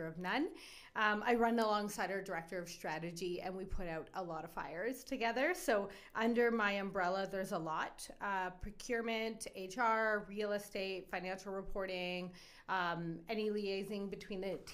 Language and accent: English; Edmonton, Alberta, Canada; moved away as an adult; also born or lived in Cornwall, Ontario; now in Calgary, Canada; I moved west to Edmonton when I was 9